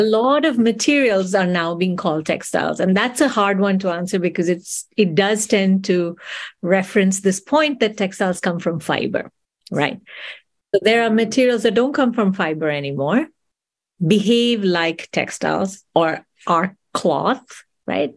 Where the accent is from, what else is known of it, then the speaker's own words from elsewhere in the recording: India; moved away; I grew up in India, I was born and raised in India.